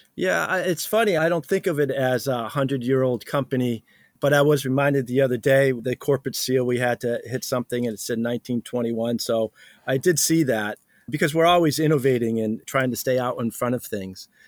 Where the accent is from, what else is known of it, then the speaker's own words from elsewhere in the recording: New England, United States; I'm from New England, so we're used to this frost in the morning